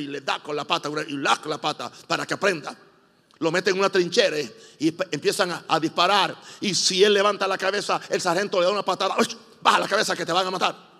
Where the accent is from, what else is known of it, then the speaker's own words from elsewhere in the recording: Puerto Rico; yo soy puertorriqueño